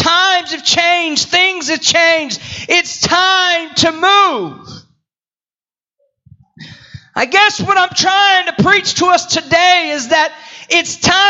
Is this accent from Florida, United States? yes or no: yes; Florida, United States; also born or lived in Houston / Indiana / Potts Camp, Mississippi / Greensboro, North Carolina; I was born in Houston, raised in Florida. Went to college, Bible college in Indiana. Moved to Potts Camp, Mississippi.